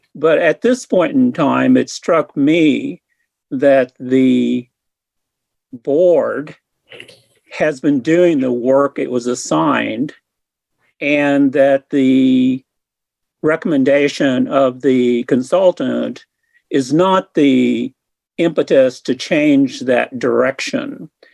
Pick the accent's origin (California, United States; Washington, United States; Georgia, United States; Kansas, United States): Kansas, United States; Hutchinson; moved away as an adult; also born or lived in Wichita; now in Lawrence, United States; I'm originally from Hutchinson, and I've lived in Lawrence since 1979 when I went to law school here.